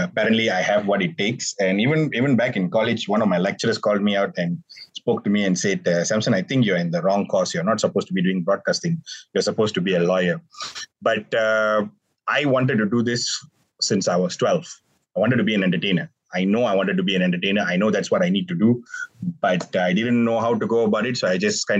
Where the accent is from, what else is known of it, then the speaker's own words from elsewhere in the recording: Malaysia; here in Malaysia